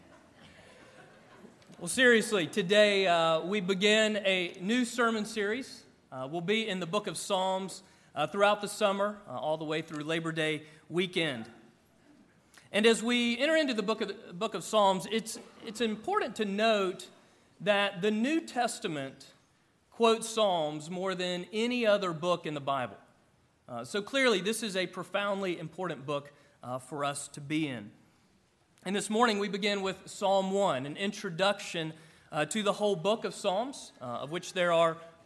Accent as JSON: {"language": "English", "region": "Georgia", "country": "United States", "tie": "born or raised there", "said": "my home growing up in Georgia as a kid in the 80s"}